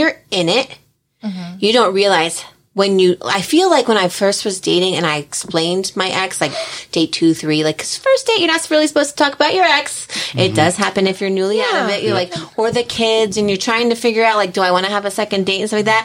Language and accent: English; New Jersey, United States; I am from Jersey, and I have a little bit of a sass